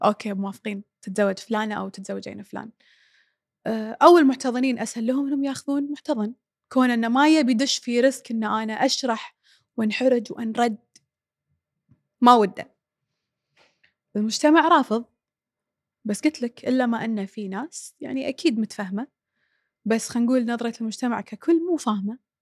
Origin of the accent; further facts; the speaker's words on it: Kuwait; احنا بالكويت